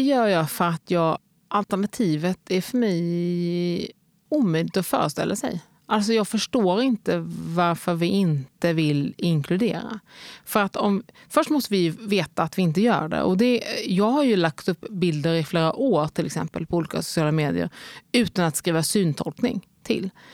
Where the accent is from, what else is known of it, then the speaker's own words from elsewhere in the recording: Helsingborg, Skåne, Sweden; moved away as an adult; also born or lived in Lidköping / Lund / Cardiff / Stockholm; Så borde mitt enkla svar bara kunna bli Helsingborg. För där har jag bott från jag var 3 till jag var 18.